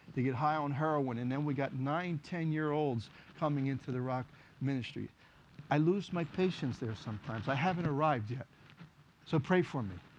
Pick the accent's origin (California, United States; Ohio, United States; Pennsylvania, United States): Pennsylvania, United States; Philadelphia; I was born and raised in Kensington, ran the streets of Kensington